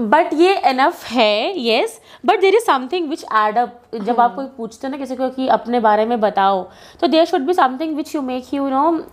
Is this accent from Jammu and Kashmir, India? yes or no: yes; Jammu, Jammu and Kashmir, India; जम्मू से बिलोंग करती हूँ